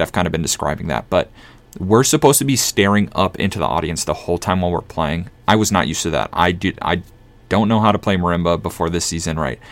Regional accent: Minnesota, United States; born or raised there

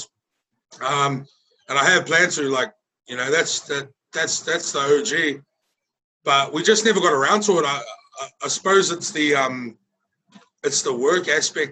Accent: Auckland, New Zealand; moved away as an adult; now in Brisbane, Australia; being raised in the hood in South Auckland

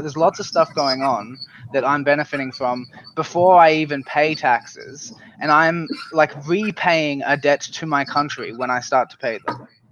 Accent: Australia; I'm from Australia

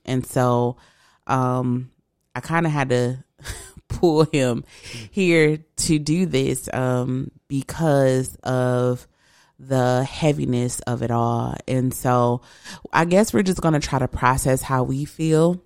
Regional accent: east side of Michigan, United States; now in West Michigan, United States; I'm not from West Michigan. I'm from the east side of the state.

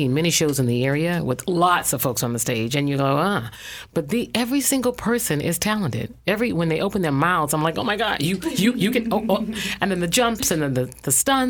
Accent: Atlanta, Georgia, United States; now in North Carolina, United States; Actually, I'm from Atlanta, Georgia, but I've been here long enough to call myself native.

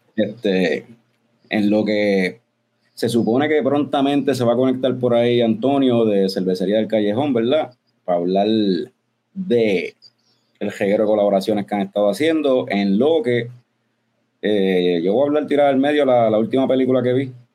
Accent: Puerto Rico; somos de Puerto Rico

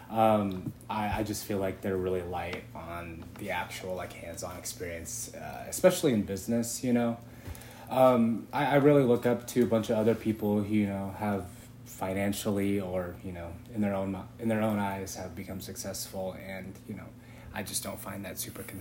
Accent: San Clemente, California, United States; moved away as an adult; I'm from San Clemente, California.

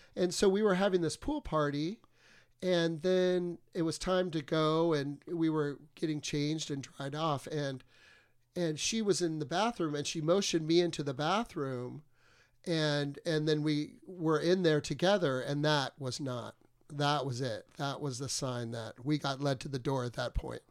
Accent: Texas, United States; moved away; I'm from Texas

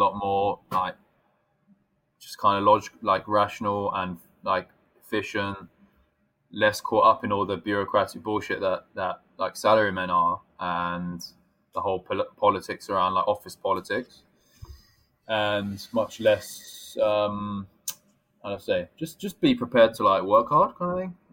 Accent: England, United Kingdom; moved away as an adult; now in Japan; whether I'm British or not

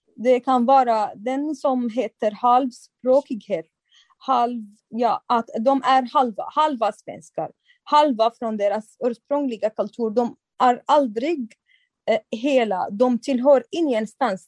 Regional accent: Syria; Swedish is a second language; moved away as an adult; also born or lived in Turkey; now in Sweden; jag kommer från samma land, eh, samma länder

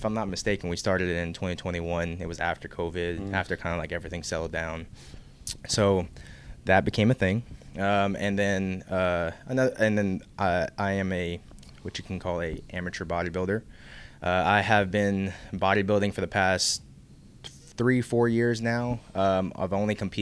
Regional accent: Youngsville, Louisiana, United States; I am originally from Youngsville, Louisiana

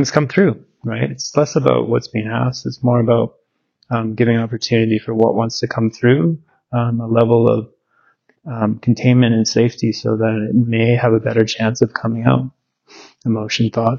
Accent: Victoria, British Columbia, Canada; also born or lived in North Vancouver; I was from Victoria, BC, Canada. Born in North Vancouver

